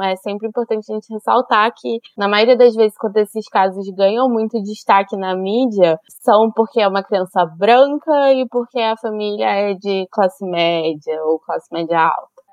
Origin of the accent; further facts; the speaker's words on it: Brazil; na nossa vivência sendo brasileiro